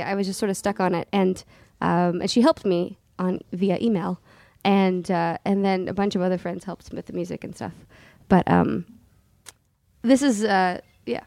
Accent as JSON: {"language": "English", "region": "Southern California", "country": "United States", "tie": "born or raised there", "said": "we grew up like in Southern California"}